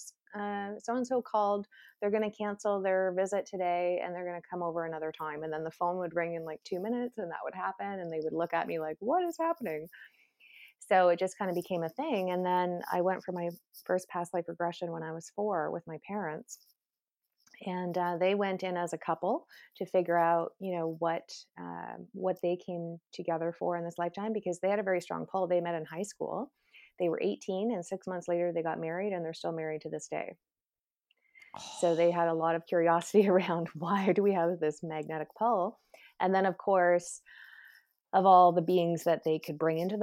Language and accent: English; Canada; I'm Canadian